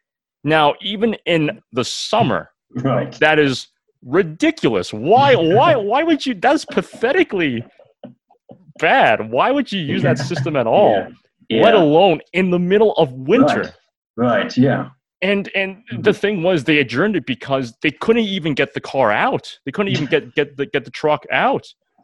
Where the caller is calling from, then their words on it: Mississauga, Ontario, Canada; despite the fact that I'm recording this from Mississauga